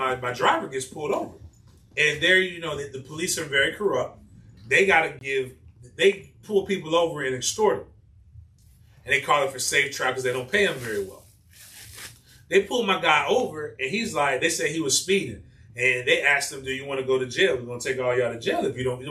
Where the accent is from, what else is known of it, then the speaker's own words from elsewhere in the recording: United States; moved away; also born or lived in Spain; as an American